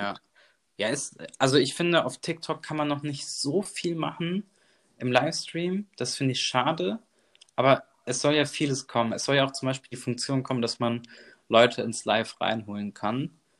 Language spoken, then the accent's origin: German; Bonn, North Rhine-Westphalia, Germany; moved away as an adult; also born or lived in Dortmund; ich bin ja mit 18 Jahren von zu Hause ausgezogen, weil ich halt, ich komme aus Bonn